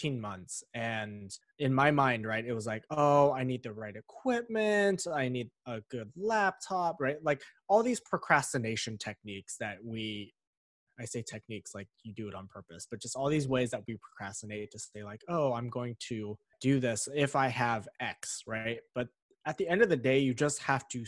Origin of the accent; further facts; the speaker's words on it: Pittsburgh, Pennsylvania, United States; I was born in Pittsburgh, Pennsylvania.